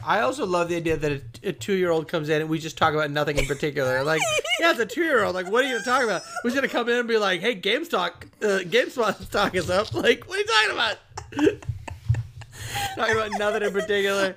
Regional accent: Boston, Massachusetts, United States; I am from Boston

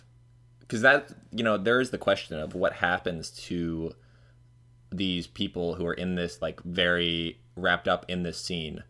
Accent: Florida, United States; I think that's probably because I'm from Florida, and that's, like, a very common drink here.

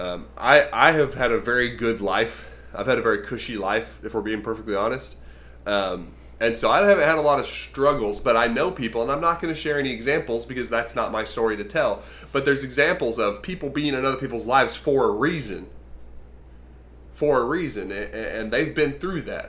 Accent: United States; I was born in America

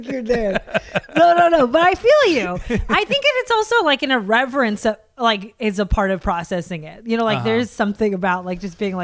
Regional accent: United States; I'm an American

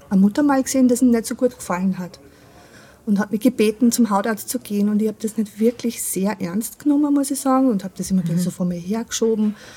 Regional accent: Austria; Also, wie man es vielleicht an meinem Dialekt hört, ich komme aus Österreich.

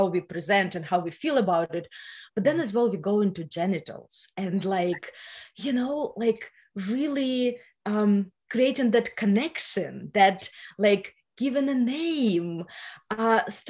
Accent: Ukraine; first language Russian; English is a second language; moved away as an adult; now in California, United States; you can hear my accent. So originally, I'm from Ukraine. I grew up in the post-Soviet Union. I moved to US 6 years ago

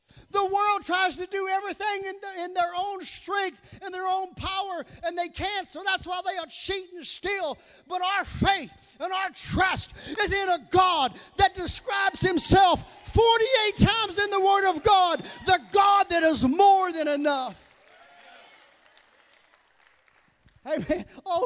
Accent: the South, Southern United States, United States; accent: southern; that's my southern accent

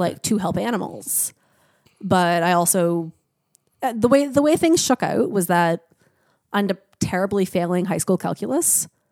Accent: Niagara, Ontario, Canada; moved away; I grew up in Niagara

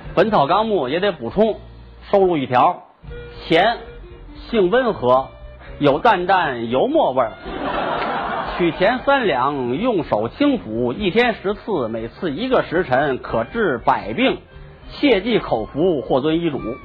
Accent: China; 我们中国人认为龙是吉祥的象征

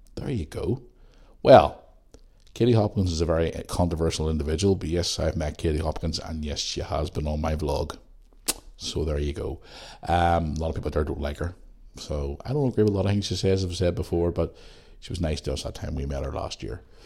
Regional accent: Belfast, Northern Ireland, United Kingdom; moved away; growing up in Belfast

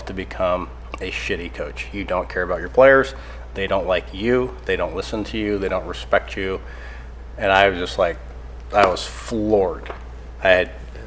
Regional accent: Sacramento, California, United States; I'm from Sacramento

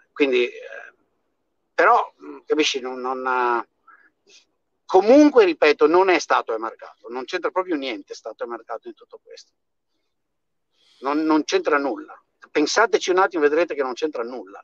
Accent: Veneto, Italy; moved away as an adult; now in United States; sono cresciuto nel Veneto morto di fame degli anni 50 e 60

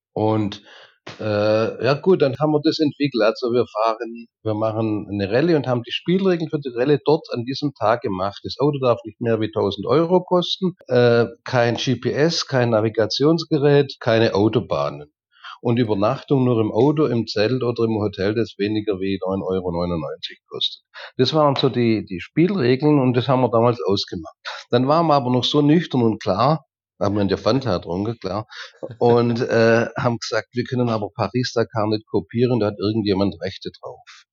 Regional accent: Reutlingen, Baden-Württemberg, Germany; moved away as an adult; also born or lived in Allgäu; now in Turkey; Ja, also ursprünglich komme ich aus Dägerschlacht. Dägerschlacht ist ein Vorort von Reutlingen. Und dort habe ich meine Jugend, meine Kindheit und die ersten Jahre meines Erwachsenenlebens verbracht.

